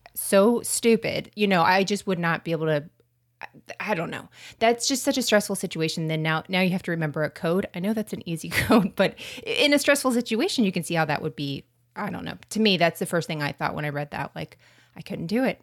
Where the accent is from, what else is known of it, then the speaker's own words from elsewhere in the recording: Florida, United States; accent: Florida; my American accent is coming out and, uh, m, Florida accent